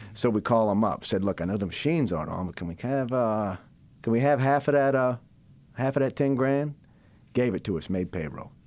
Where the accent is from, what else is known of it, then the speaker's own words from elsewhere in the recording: Biloxi, Mississippi, United States; I'm born and raised in Biloxi, Mississippi.